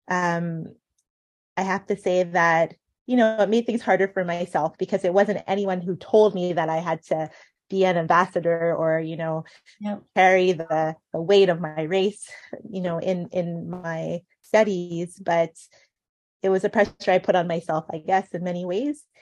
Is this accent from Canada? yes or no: no; Ghana; being Ghanaian, um, we have our aunties and uncles who also, you know, adopt us, who are our family friends, but become aunties and uncles